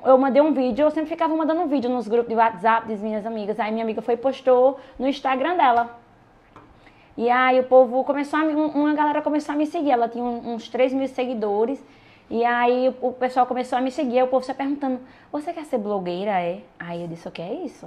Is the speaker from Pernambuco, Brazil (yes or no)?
yes; Ouricuri, Pernambuco, Brazil; also born or lived in Juazeiro; a minha cidade natal é Uricuri, Pernambuco